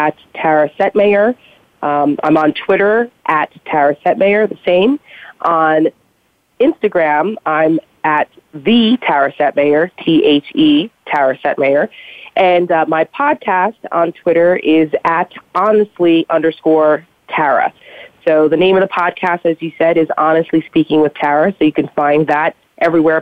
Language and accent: English; New Jersey, United States; I'm from Jersey, so I'm just naturally outspoken